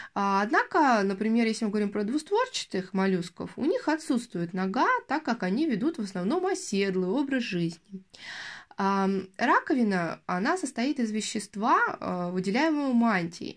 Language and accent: Russian; Yaroslavl, Yaroslavl Oblast, Russia; я, в частности, из Ярославля